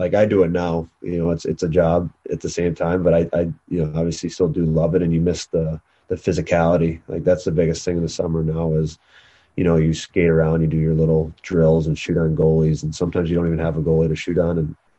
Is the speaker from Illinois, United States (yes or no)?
yes; Chicago, Illinois, United States; also born or lived in South Carolina; you can say I grew up in Chicago, but at the same time, I felt most of my childhood was at the beach and the golf courses down there.